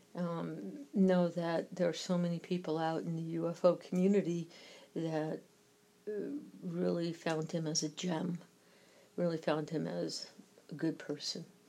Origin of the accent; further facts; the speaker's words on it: New York, United States; accent: New York; my New York accent